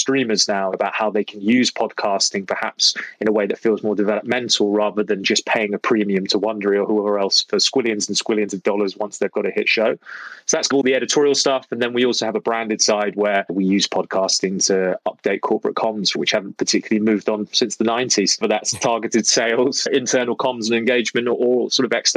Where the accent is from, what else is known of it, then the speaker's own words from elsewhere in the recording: London, United Kingdom; I'm from London originally